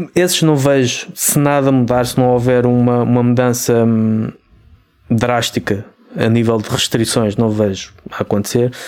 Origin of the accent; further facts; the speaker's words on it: Portugal; nós, nós somos portugueses